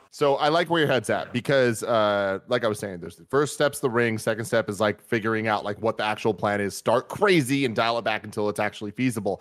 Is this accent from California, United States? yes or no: yes; San Francisco, California, United States; both of us being born and raised in San Francisco